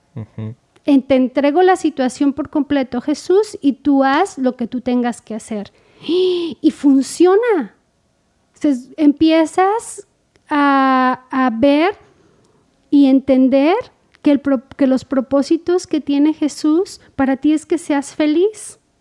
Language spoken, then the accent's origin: Spanish; Mexico; como mexicanos decimos